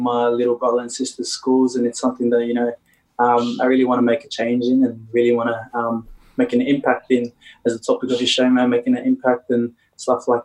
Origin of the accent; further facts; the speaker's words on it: Sydney, New South Wales, Australia; also born or lived in Leppington; Born and raised in Sydney. I was born in Bankstown Hospital. From there, I've grown up in Bankstown majority of my life